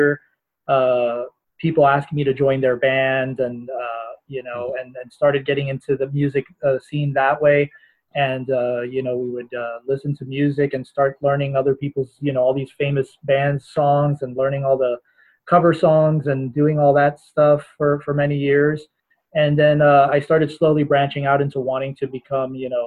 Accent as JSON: {"language": "English", "town": "Miami", "region": "Florida", "country": "United States", "tie": "born or raised there", "said": "I was born and raised here in the States, originally from Miami, Florida."}